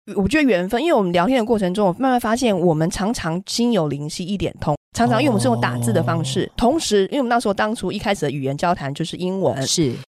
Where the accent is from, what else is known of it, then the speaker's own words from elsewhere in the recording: Taiwan; moved away as an adult; also born or lived in Germany; now in Morocco; 我们台湾人